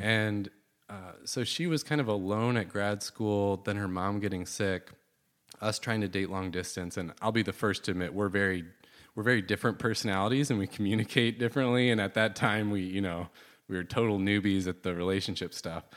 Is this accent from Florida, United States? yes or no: no; Southwest Michigan, United States; I grew up in Southwest Michigan, and, uh, kinda had a pretty typical, like, suburban family life growing up